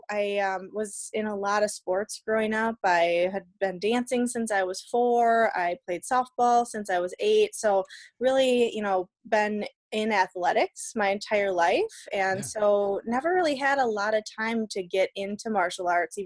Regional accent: Darboy, Wisconsin, United States; grew up in a little town called Darboy

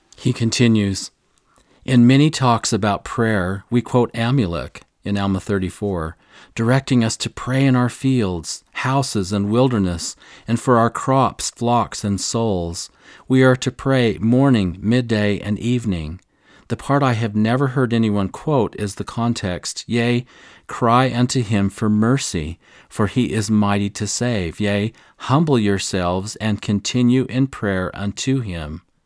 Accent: near Nauvoo, Illinois, United States; I grew up near Nauvoo.

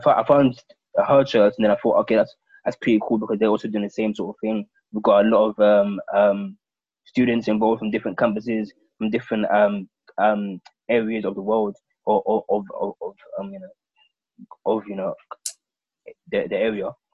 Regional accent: London, United Kingdom; I was born and brought up in London

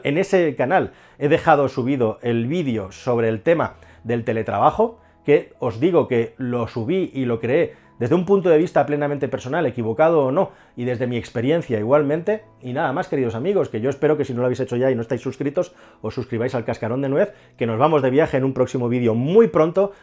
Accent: Spain; somos españoles

